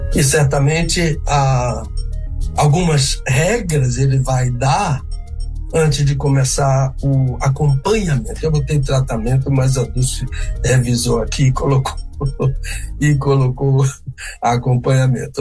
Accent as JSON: {"language": "Portuguese", "region": "Bahia", "country": "Brazil", "also_born_or_lived": "Rio de Janeiro", "moved": "yes", "said": "eu sou baiano."}